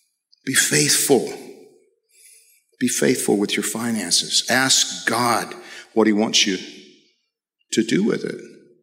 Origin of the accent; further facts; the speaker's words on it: Georgia, United States; I came here from Georgia as a missionary and training missionaries to go into mostly Central America, South America, the Caribbean